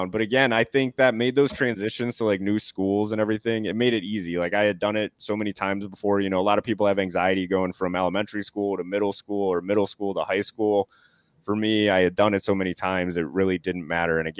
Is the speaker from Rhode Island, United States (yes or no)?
yes; Newport, Rhode Island, United States; born there; also born or lived in Delaware; So I was born in Newport, Rhode Island. So pretty cool to say. It's a tiny little state, and Newport is absolutely gorgeous.